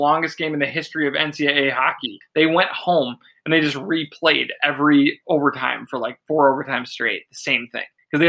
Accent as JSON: {"language": "English", "region": "Minnesota", "country": "United States", "said": "as a proud Minnesotan"}